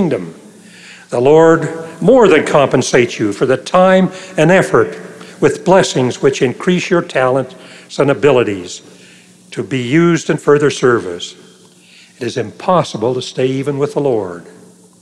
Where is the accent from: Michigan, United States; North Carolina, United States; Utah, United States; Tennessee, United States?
Utah, United States; Logan; moved away; Logan, my hometown